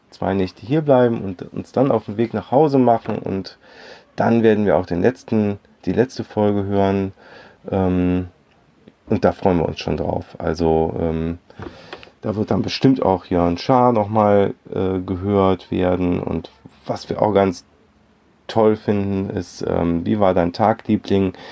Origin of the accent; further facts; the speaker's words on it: Cologne, North Rhine-Westphalia, Germany; Wir kommen halt aus Köln, da bist du irgendwie, das ist so gar nichts. Da ist halt nichts.